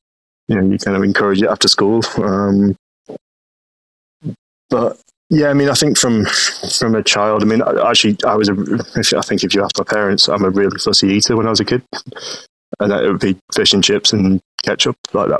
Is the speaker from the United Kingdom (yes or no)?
yes; Stockport, North West England, United Kingdom; I mean, originally from sort of Manchester or Stockport area.